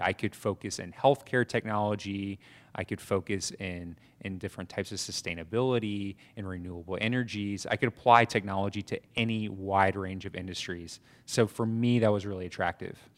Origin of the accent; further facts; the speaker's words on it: Atlanta, Georgia, United States; moved away as an adult; also born or lived in New York City / Statesboro / Mexico City / Colombia; I grew up in Atlanta and briefly in New York City as well.